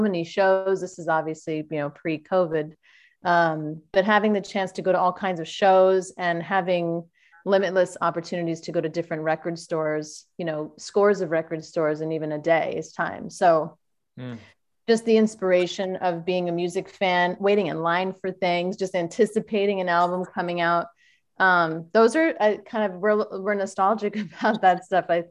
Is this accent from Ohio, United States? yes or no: no; New York, United States; moved away; I was raised in New York